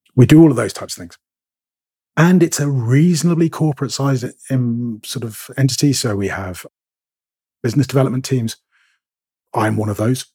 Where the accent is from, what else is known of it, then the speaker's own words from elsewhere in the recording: Scotland, United Kingdom; I'm a Scot.